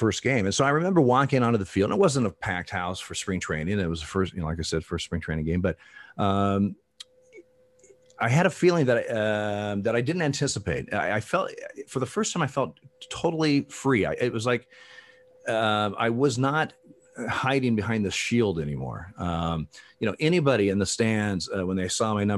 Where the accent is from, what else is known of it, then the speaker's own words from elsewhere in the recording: Eugene, Oregon, United States; I grew up in Eugene